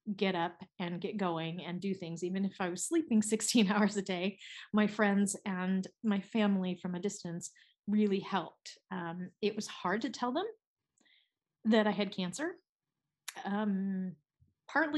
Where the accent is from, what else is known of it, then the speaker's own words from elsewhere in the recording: United States; now in Switzerland; I'm an American living in Switzerland, and so all of my family is in the United States.